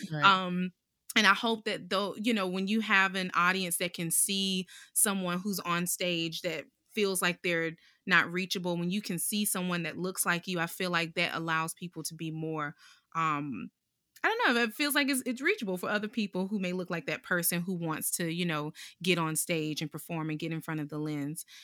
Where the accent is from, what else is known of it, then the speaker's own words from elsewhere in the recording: Durham, North Carolina, United States; born and raised in North Carolina, Durham specifically